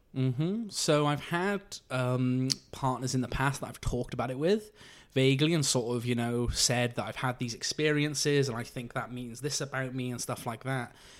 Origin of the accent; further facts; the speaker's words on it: Abergavenny, Wales, United Kingdom; now in London, United Kingdom; I'm from the county of Monmouthshire, from a tiny village there called Abergavenny